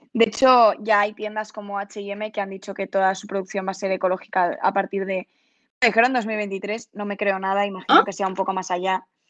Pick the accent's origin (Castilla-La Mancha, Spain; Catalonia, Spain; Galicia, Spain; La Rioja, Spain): Galicia, Spain; Pontevedra; yo soy de Pontevedra